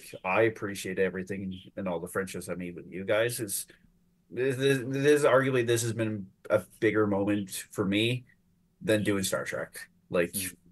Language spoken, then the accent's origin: English; Brantford, Ontario, Canada; also born or lived in Timmins, Ontario; technically Timmins, Brantford is my hometown.